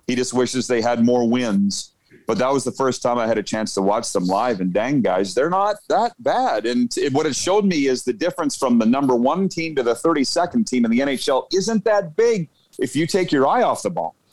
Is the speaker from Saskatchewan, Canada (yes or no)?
yes; Saskatchewan, Canada; I'm from Saskatchewan.